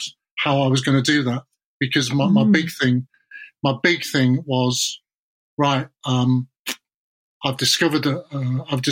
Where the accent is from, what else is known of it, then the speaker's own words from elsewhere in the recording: South Wales, United Kingdom; I was born in South Wales